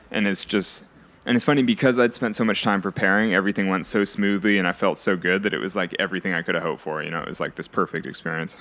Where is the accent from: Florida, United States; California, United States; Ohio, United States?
California, United States; I was growing up in California